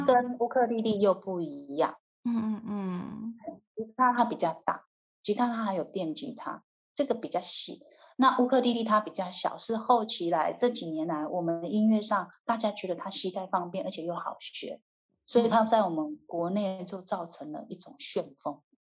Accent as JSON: {"language": "Chinese", "country": "Taiwan", "said": "我们台湾人"}